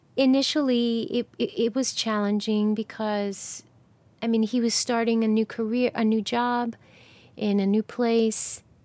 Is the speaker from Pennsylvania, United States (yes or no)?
no; New Jersey, United States; now in Atlanta, United States; when I was growing up in New Jersey